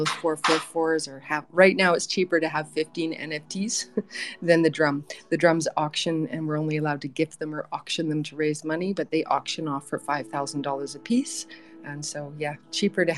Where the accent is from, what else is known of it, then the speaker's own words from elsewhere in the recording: northeastern British Columbia, Canada; I come from the Soto First Nation in northeastern BC